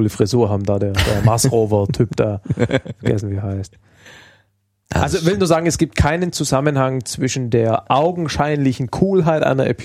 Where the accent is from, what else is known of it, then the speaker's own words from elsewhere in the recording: Stuttgart, Baden-Württemberg, Germany; wir kommen aus Stuttgart.